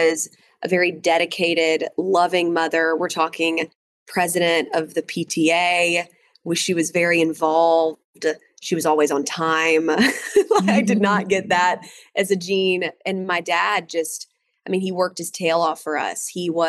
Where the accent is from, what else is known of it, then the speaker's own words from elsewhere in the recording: Atlanta, Georgia, United States; also born or lived in Canton, Georgia; So I grew up in Atlanta, but we had a farm up in Canton, Georgia.